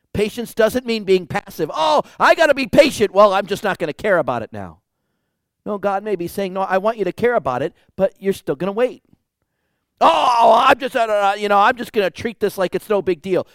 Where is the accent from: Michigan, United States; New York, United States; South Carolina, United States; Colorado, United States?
Michigan, United States; moved away; I grew up in Michigan